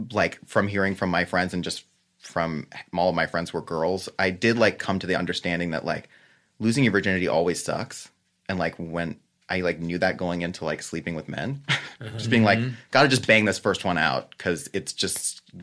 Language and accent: English; Los Angeles, California, United States; I grew up in West